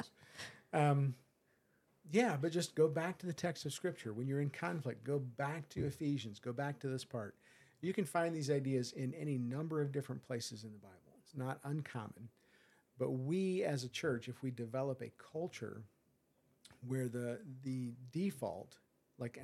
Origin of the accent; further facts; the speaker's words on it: United States; I'm an American